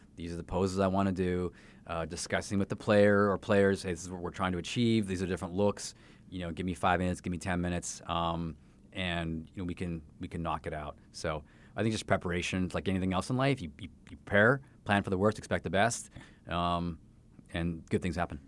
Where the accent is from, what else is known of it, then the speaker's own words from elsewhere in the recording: Canada; now in Saint Louis, United States; that was my sport growing up in Canada